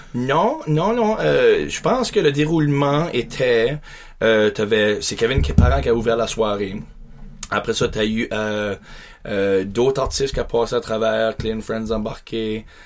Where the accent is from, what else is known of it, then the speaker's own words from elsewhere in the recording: Beresford, New Brunswick, Canada; je suis grandi, je suis un Acadien, grandi à Beresford